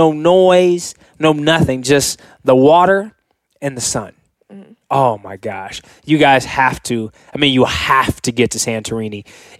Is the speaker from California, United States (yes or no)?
yes; California, United States; growing up in California, I've seen amazing sunsets